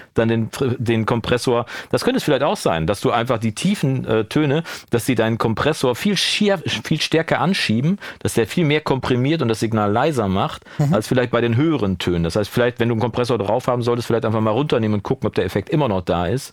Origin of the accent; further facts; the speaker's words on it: Coesfeld, North Rhine-Westphalia, Germany; also born or lived in Wolbeck, Münster; now in Münster, Germany; keine 500 Meter von da, wo ich aufgewachsen bin